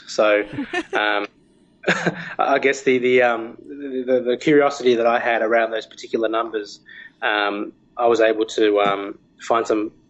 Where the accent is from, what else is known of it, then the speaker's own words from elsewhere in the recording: Australia; growing up in Australia.